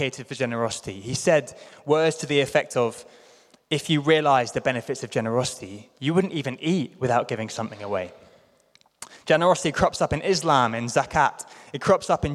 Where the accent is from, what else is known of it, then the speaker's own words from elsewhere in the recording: London, United Kingdom; I grew up in London